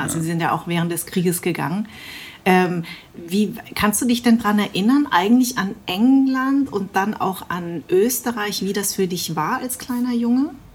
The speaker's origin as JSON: {"language": "German", "town": "Darmstadt", "region": "Hesse", "country": "Germany", "tie": "born or raised there", "said": "ich bin in Darmstadt äh, groß geworden"}